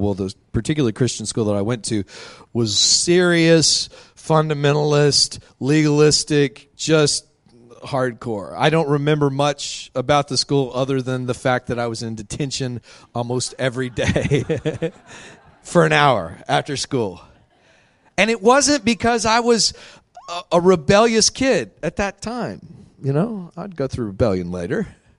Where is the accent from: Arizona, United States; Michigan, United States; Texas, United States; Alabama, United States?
Texas, United States; Midland; I grew up out in Midland, Texas